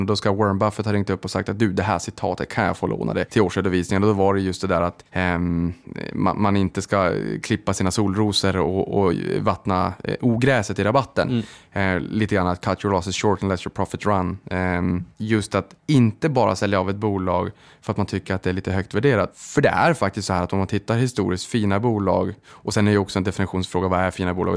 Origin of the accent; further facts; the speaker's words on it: Boden, Norrbotten County, Sweden; jag kommer från Boden